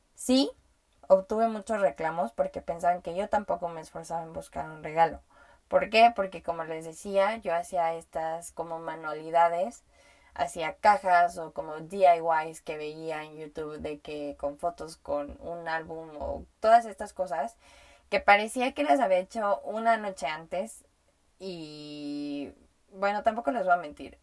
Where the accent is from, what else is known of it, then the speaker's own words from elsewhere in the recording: Mexico; first language Spanish; yo hablo español y nací, em, fui aprendiendo a hablar español porque nací en México